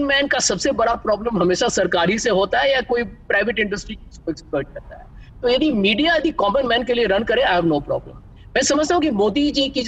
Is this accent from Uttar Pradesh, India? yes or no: no; Bihar, India; मैं बिहारी हूँ बिहार के मेरे फादर थे प्रोफेसर इकोनॉमिक्स के